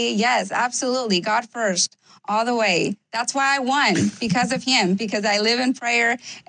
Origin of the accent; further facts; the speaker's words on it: Mexico; now in South Texas, United States; Weren't you born in Mexico? Well, because I was born in Mexico is that I am Republican, because I was raised with strong conservative values